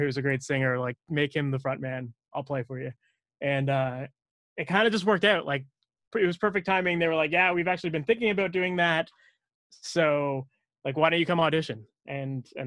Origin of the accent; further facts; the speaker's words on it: Oakville, Ontario, Canada; I grew up in Oakville